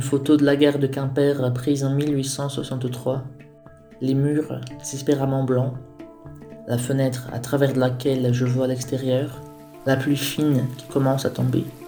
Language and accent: French; Brazil; now in France; je suis brésilien